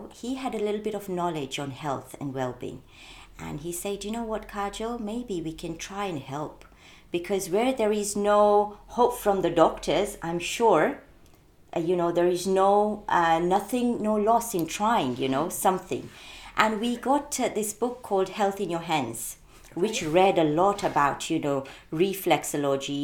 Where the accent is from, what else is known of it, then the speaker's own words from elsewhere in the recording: Mombasa, Mombasa County, Kenya; now in United Kingdom; I was born in Mombasa